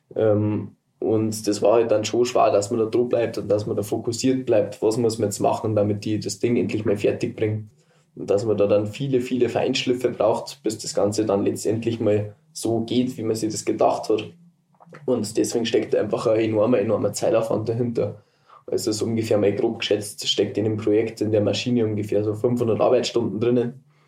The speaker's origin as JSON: {"language": "German", "town": "Berchtesgaden", "region": "Bavaria", "country": "Germany", "said": "Ich komme aus Berchtesgaden, das ist der südöstlichste Punkt von Deutschland in die Alpen"}